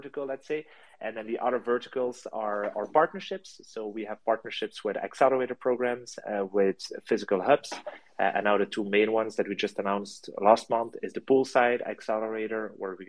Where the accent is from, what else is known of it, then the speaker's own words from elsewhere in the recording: France; now in Belgium; I'm based in Belgium. And so I'm originally from France, but I've been studying here and I live here.